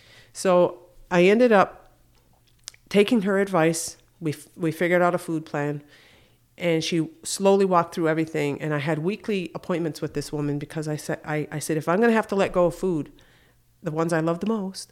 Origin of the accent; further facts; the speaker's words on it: Akwesasne, New York, United States; I was living in Syracuse, and I'm originally from Akwesasne, so that's about 3.5 hour drive.